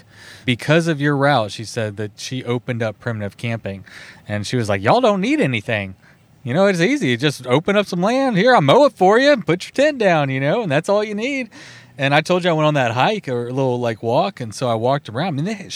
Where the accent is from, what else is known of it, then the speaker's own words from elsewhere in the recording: Texas, United States; We're both from Texas.